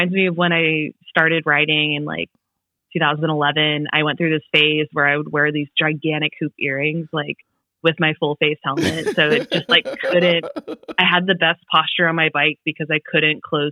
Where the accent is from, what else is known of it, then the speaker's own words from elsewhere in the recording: Northern California, United States; I worked at a Starbucks in my hometown in Northern California